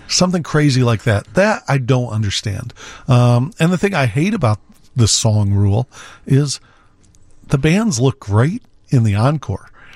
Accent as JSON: {"language": "English", "town": "Naperville", "region": "Illinois", "country": "United States", "tie": "born or raised there", "lives_now": "Chicago, United States", "said": "I grew up in Naperville."}